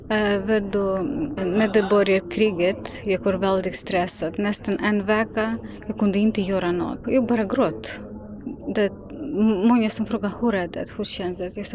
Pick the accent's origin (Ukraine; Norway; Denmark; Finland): Ukraine; Swedish is a second language; now in Sweden; Jag är långt borta från Ukraina men sådana känslor kan inte lämna mig. För att min mamma fortfarande är i Ukraina, hon vill inte lämna för henne är jätteviktigt, huset och släktingar.